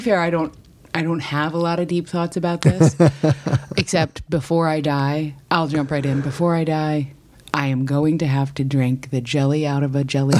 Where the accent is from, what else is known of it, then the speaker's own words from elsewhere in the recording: New York, United States; moved away as an adult; also born or lived in St. Louis; I came from the East Coast. I grew up in New York, but I went to college in St. Louis, which is Midwestern